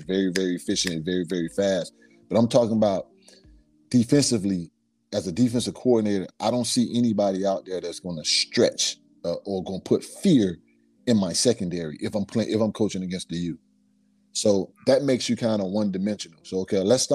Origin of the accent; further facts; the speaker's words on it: Miami, Florida, United States; growing up in Liberty City, going to Lily C. Evans Elementary School